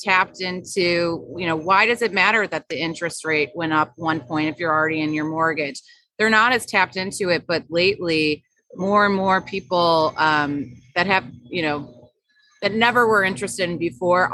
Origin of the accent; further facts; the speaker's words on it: Chicago, Illinois, United States; my hometown, Chicago